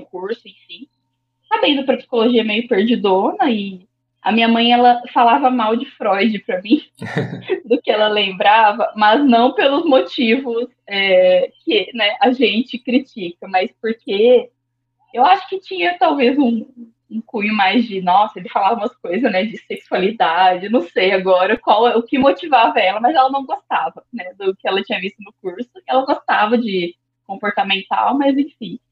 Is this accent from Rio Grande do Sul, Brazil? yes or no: no; Londrina, Paraná, Brazil; also born or lived in Sorriso, Mato Grosso; sou de Londrina